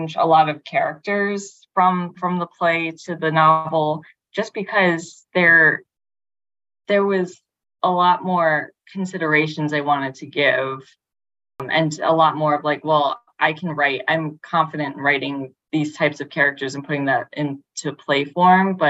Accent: New York City, New York, United States; I grew up in Brooklyn, I grew up in Bay Ridge, and adjacent to Coney Island, and I now live in Bensonhurst in Brooklyn

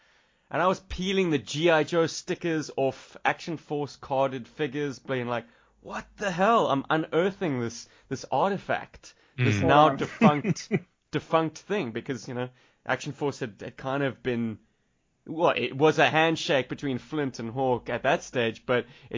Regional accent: South Africa; accent: South African; My character spoke with an American accent, and to this day, it has rinsed my South African accent away completely. People who meet me in the street would never guess that I'm from South Africa.

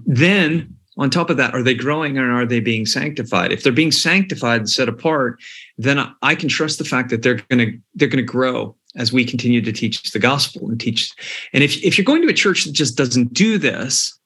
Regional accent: United States; moved away as an adult; also born or lived in Malta; now in Scotland, United Kingdom; when you're coming to Scotland as an American

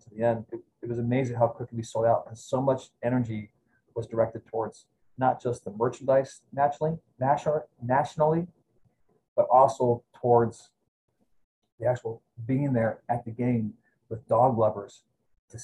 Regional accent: Cleveland, Ohio, United States; now in Lehigh Valley, United States; I'm from Ohio originally, near Cleveland

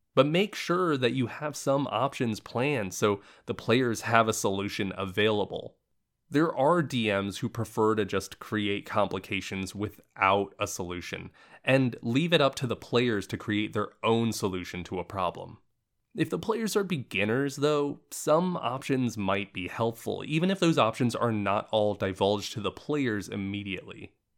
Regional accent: Central Florida, United States; now in Los Angeles, United States; I'm originally from Central Florida

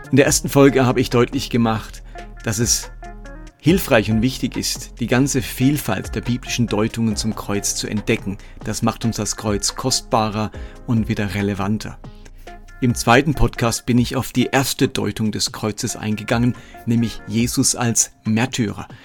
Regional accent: Lörrach, Baden-Württemberg, Germany; now in Erlangen, Germany; Ab Sommer ziehe ich wieder zurück nach Lörrach in meine alte Heimat

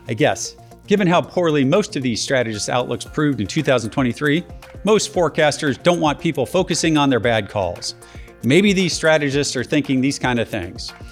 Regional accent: Georgia, United States; my home state of Georgia

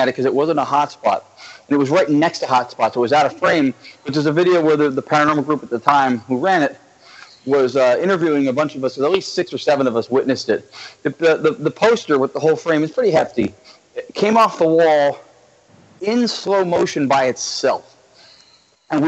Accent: Central or North Central New Jersey, United States; moved away as an adult; also born or lived in Los Angeles; I'm originally from Central or North Central Jersey

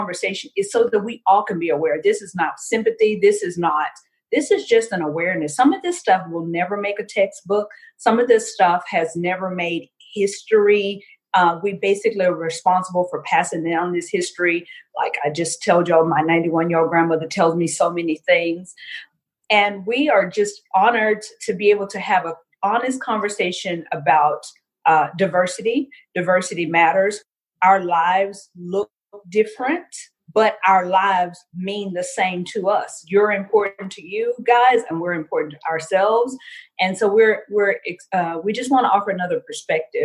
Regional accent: Louisiana, United States; also born or lived in Houston, Texas; I'm from Louisiana

